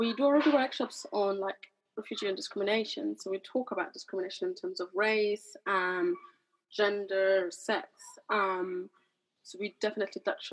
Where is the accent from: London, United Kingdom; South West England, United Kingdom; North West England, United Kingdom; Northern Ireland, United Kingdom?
London, United Kingdom; I grew up in East London, you know, I understand struggle. I was a migrant kid myself